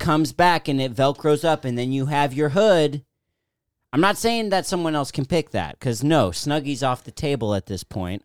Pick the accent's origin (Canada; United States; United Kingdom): United States; I grew up in Washington, born and raised